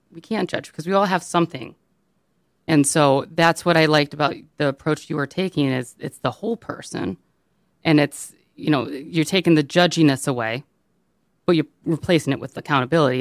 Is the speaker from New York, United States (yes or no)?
no; Birmingham, Michigan, United States; I grew up in Birmingham